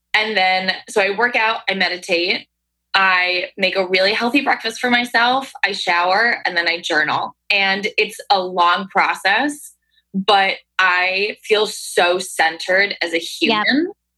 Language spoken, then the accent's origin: English; Hudson Valley, upstate New York, United States; now in New York City, United States; I'm from upstate New York